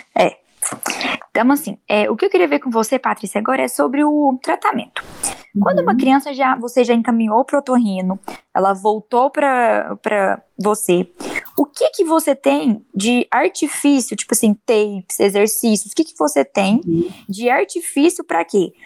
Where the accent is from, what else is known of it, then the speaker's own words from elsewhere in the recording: Uberaba, Minas Gerais, Brazil; aqui na minha cidade, eu sou de Minas, de Uberaba